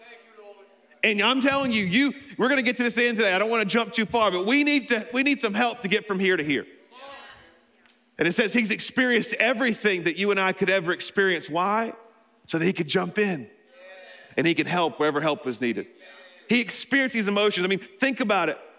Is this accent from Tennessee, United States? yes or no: no; Alabama, United States; I'm from Alabama